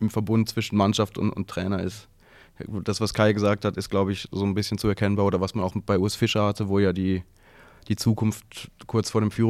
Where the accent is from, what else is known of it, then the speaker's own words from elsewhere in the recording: Basel, Basel-Stadt, Switzerland; born there; bin ich in Basel geboren.